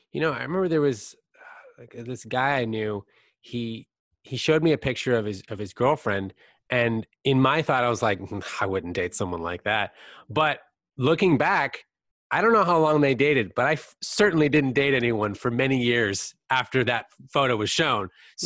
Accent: California, United States; I grew up in Northern California where there's a lot of focus on people that are like these tanned, yes.

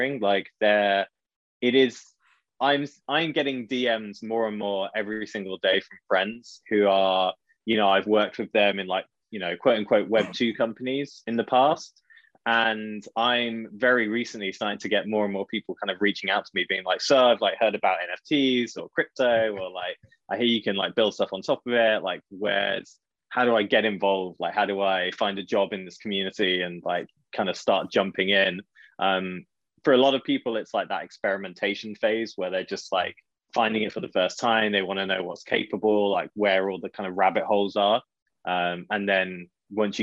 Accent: just outside of Birmingham, West Midlands, United Kingdom; accent: UK accent; moved away as an adult; now in London, United Kingdom; Originally, actually, from like just outside of Birmingham way, like south of Birmingham, now living in London, but only for the last 10 years.

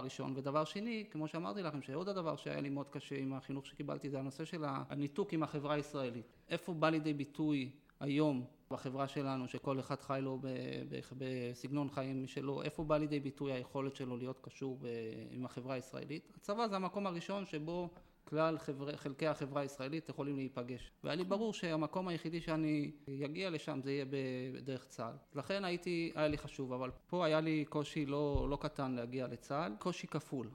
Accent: Jerusalem, Jerusalem District, Israel; first language Yiddish; Hebrew is a second language; אני נולדתי בירושלים למשפחה חרדית, מאוד חרדית

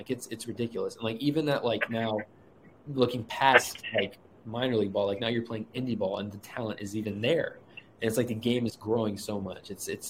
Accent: San Antonio, Texas, United States; coming from like where I came from, a small private school in like San Antonio, which is a big city.

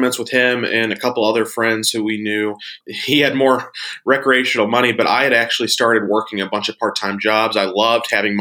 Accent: St. Louis, Missouri, United States; I grew up here in St. Louis, Missouri, in the States

